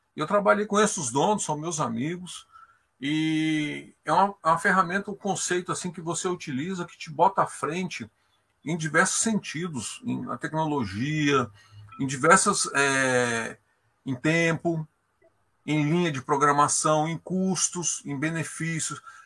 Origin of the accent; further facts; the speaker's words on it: Brasília, Federal District, Brazil; Eu sou de Brasília